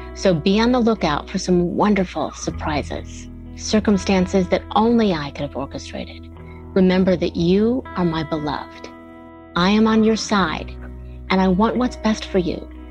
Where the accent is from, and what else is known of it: Bellevue, Ohio, United States; born or raised there; now in Atlanta, United States